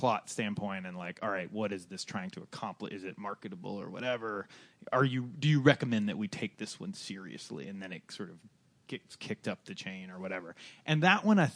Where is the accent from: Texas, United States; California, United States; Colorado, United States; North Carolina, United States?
North Carolina, United States; moved away as an adult; now in Los Angeles, United States; I grew up in North Carolina and moved